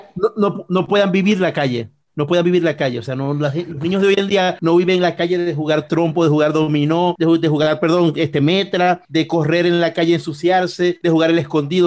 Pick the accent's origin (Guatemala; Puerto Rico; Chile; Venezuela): Venezuela; somos venezolanos